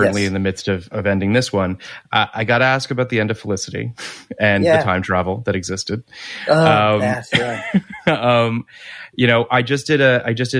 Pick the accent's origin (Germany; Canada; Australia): Canada; Toronto, Ontario; I'm from Toronto, so I have a bunch of friends that are in Vancouver in Toronto